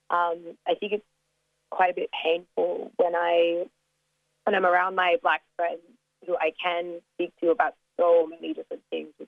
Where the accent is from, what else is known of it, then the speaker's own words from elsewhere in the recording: Australia; accent: American international; also born or lived in South Africa; Um, well, I'm African Australian. Uh, my mom is Tanzanian, and my dad is uh, from Sydney. I went to an American school in South Africa for about five years um, and kind of grew up all over the world, so hence the little American international accent.